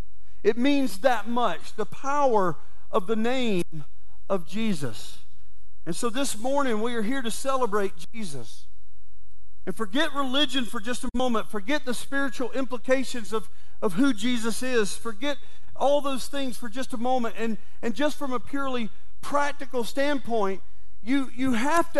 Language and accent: English; Valdosta, Georgia, United States; I woke up in my hometown, Valdosta, Georgia